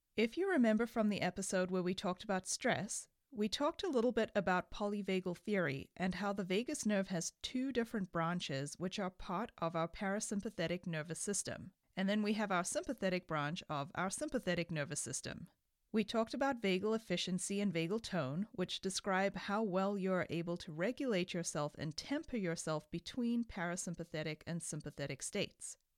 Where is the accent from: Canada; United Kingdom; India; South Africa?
South Africa; moved away; I grew up in South Africa